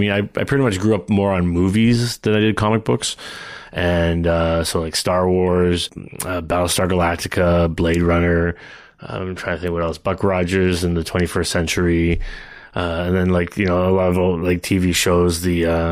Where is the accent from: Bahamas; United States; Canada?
Canada; Toronto, Ontario; I was born in the suburbs of Toronto, actually. So I'm a Canadian through and through